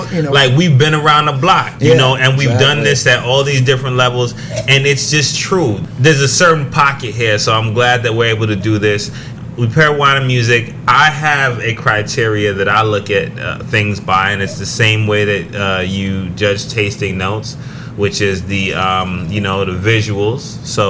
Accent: Oakland, California, United States; We're hailing from East Oakland, California, and sometimes it gets a little hectic out there.

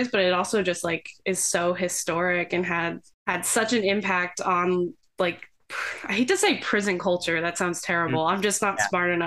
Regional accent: the Poconos, Pennsylvania, United States; now in Philadelphia, United States; I'm from like the Poconos

